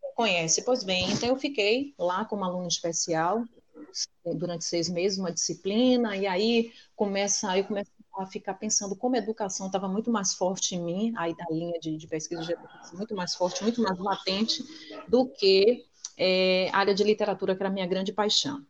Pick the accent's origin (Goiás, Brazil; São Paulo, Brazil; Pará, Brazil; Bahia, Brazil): Bahia, Brazil; Salvador; eu nasci, vivi, me criei em São Caetano, um bairro popular de Salvador